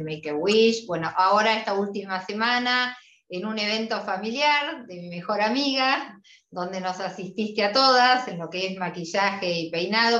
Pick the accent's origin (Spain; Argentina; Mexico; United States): Argentina; nosotras las argentinas